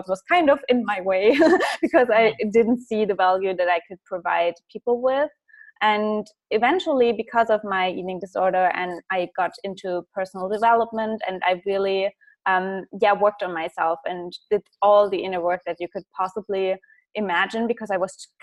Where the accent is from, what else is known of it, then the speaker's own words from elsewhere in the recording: Germany; English is a second language; I come from a small town